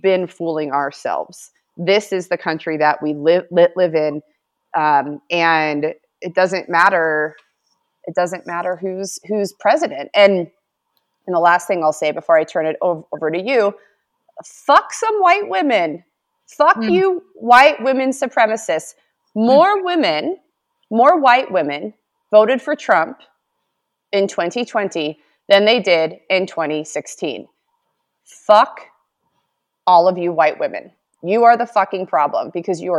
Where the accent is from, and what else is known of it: United States